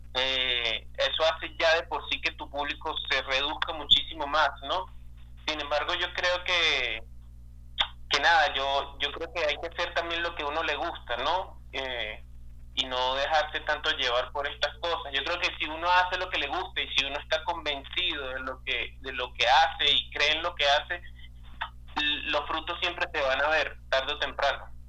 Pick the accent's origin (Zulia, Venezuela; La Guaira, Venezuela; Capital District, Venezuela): Capital District, Venezuela; Caracas; moved away as an adult; esas experiencias las viví pues en una ciudad, eh, una ciudad hostil, una ciudad compleja como lo es Caracas